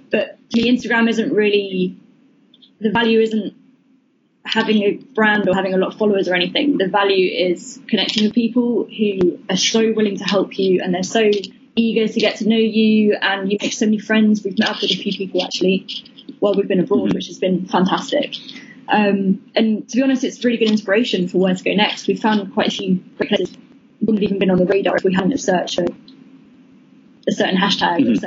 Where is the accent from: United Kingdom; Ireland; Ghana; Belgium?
United Kingdom; So it started in cup of tea because being British, obviously that's really important to us.